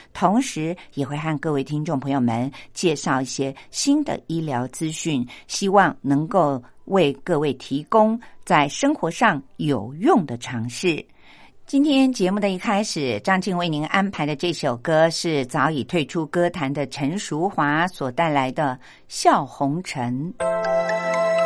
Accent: Taiwan; 我们台湾人

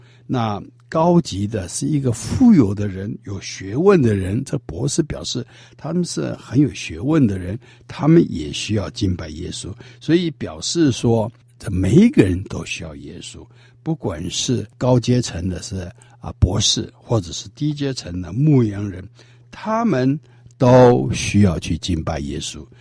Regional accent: China; 所以这些呢，都是我们中国人对这些的称呼啊。

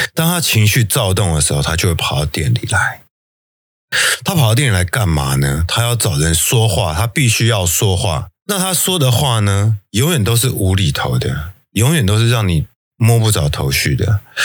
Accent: Taiwan; 我们台湾人

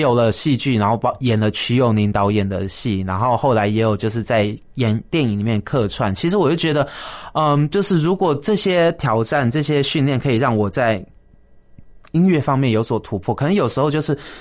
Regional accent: Taiwan; 台湾就是我的家乡嘛

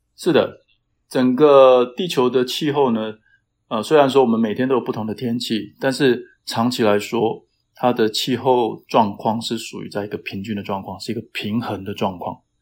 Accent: Taitung, Taitung County, Taiwan; moved away as an adult; also born or lived in Taoyuan, Taiwan; now in United States; 我老家是在台东嘛，我就在想，我想回台东去当老师

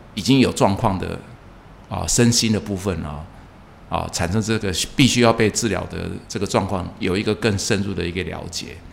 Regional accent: Taiwan; first language Hokkien; 我从小讲闽南话讲到现在都不晓得他是这么优雅

